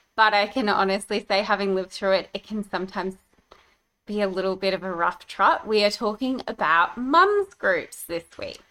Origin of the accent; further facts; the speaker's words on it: Brisbane, Queensland, Australia; now in Gold Coast, Australia; I grew up in Brisbane